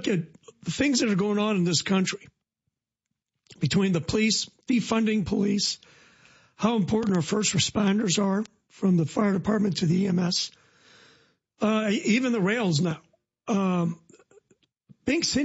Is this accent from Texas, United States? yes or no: no; Decatur, Illinois, United States; now in Forsyth, United States; I live in Forsyth, but when I'm on a trip, people ask me where I'm from. It just automatically comes out. I'm from Decatur